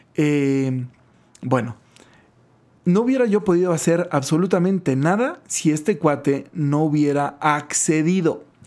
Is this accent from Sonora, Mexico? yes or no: yes; Guaymas, Sonora, Mexico; crecí en Guaymas y, y vivía muy cerca del mar